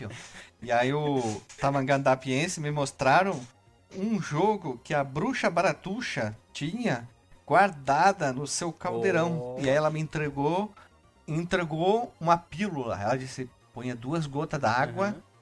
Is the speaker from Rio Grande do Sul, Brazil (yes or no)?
yes; Frederico Westphalen, Rio Grande do Sul, Brazil; Quando eu era pequena, lá em Frederico Westphalen.